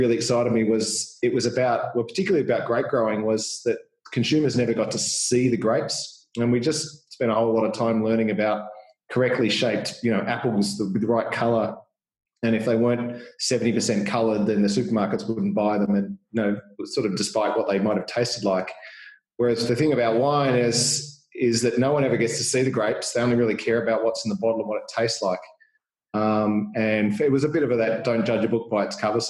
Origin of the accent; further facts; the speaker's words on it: Boronia, Victoria, Australia; I grew up in Boronia, so not far outside the Yarra